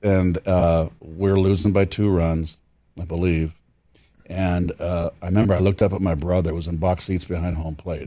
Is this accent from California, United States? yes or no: yes; San Francisco, California, United States; I'm from San Francisco